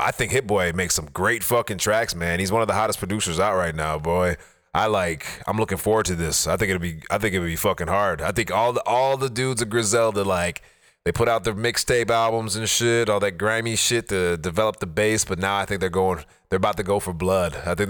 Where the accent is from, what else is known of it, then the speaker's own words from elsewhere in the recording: Buffalo, New York, United States; I'm from Buffalo, New York, and I fuck with the kids from Detroit.